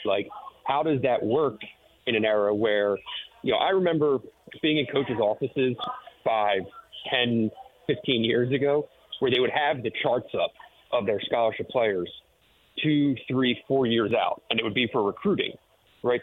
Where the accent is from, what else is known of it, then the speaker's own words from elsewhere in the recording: Philadelphia, Pennsylvania, United States; now in Detroit, United States; I'm from Philadelphia